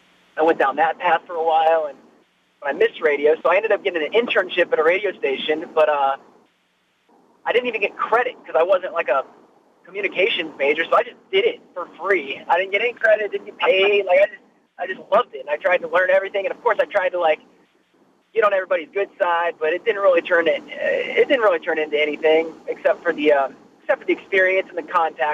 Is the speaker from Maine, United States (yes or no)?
no; Ohio, United States; moved away as an adult; where are you from? And I'm like, Ohio